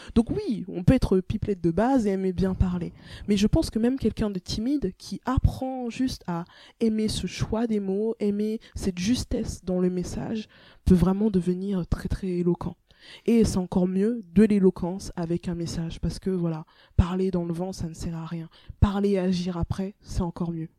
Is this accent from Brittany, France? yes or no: yes; Rennes, Brittany, France; moved away as an adult; also born or lived in Togo; now in Paris, France; la Bretagne, euh, c'est là où j'ai grandi